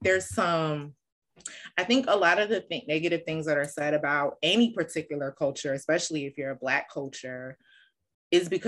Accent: Bergen County / Passaic County, New Jersey, United States; I grew up in Bergen County. As a kid in Passaic County

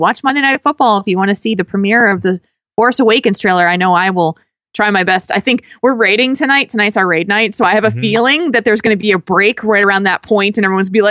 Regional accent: New Jersey, United States; I grew up in New Jersey.

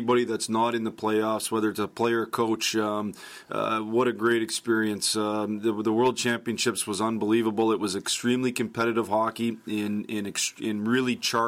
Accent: United States; I'm proud to be an American

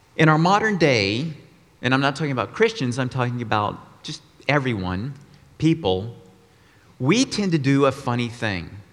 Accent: Austin, Texas, United States; moved away as an adult; also born or lived in Colorado; I grew up in Austin, Texas, 18 years, then moved to Colorado to go to college and work

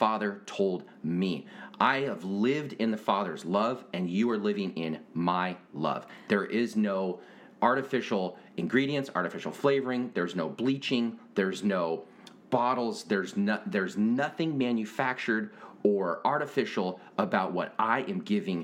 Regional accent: Washington, United States; moved away; growing up in Washington

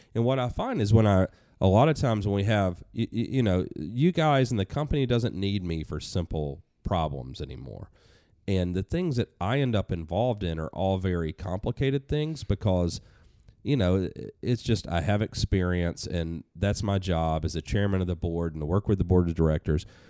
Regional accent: Atlanta, Georgia, United States; moved away as an adult; now in New Hampshire, United States; when I moved from Atlanta to New Hampshire, I, I could breathe a little deeper 'cause there's no traffic, there's not much crime here, there's a lot of things that I'd, you know, been used to growing up there

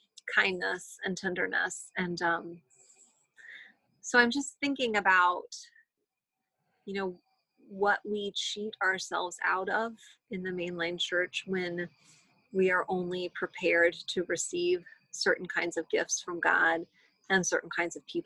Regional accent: United States; as mainline American Christians

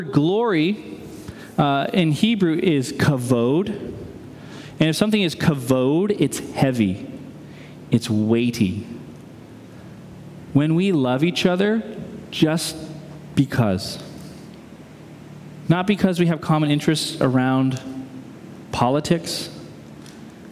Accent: New England, United States; now in Midwest, United States; I'm a New Englander who's lived in the Midwest

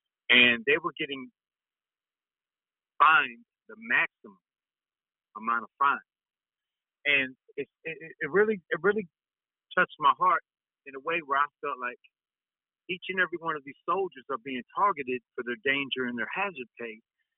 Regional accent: North Carolina, United States; moved away as an adult; now in Texas, United States; In 2002, I came to Texas from North Carolina. So I was pursuing my dream in music.

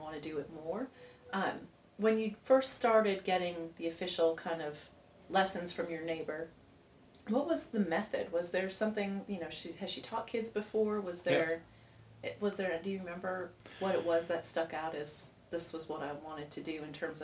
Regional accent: Buffalo, New York, United States; moved away; I'm from Buffalo

